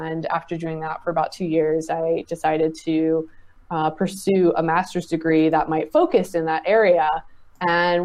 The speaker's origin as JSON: {"language": "English", "town": "Richmond", "region": "Virginia", "country": "United States", "tie": "born or raised there", "said": "growing up in Richmond, Virginia, playing video games in the suburbs"}